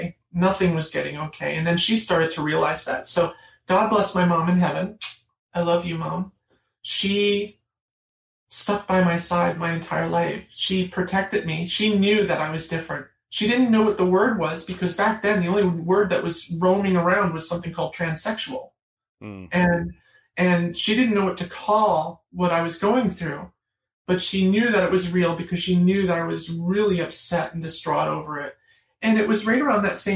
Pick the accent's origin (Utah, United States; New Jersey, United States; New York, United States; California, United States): New York, United States; the Catskill region; the area I grew up